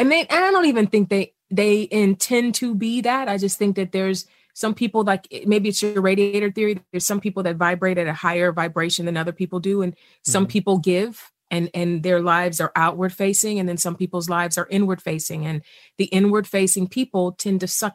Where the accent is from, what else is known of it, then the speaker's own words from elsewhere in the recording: East Cleveland, Ohio, United States; I grew up poor in East Cleveland.